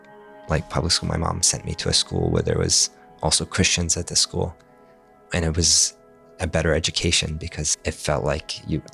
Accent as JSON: {"language": "English", "town": "Amman", "region": "Amman Governorate", "country": "Jordan", "tie": "born or raised there", "also_born_or_lived": "Maine, United States", "first_language": "Arabic", "second_language": "English", "moved": "yes", "lives_now": "Falmouth, United States", "said": "Because I was born in Amman, Jordan, my first language is, of course, Arabic. My parents spoke to me in Iraqi dialect. At home."}